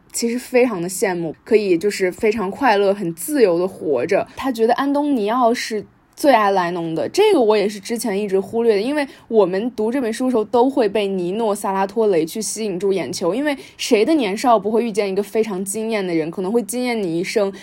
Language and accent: Chinese; Taiyuan, Shanxi, China; moved away; also born or lived in United States; 我是来自山西太原的一位十八岁的读者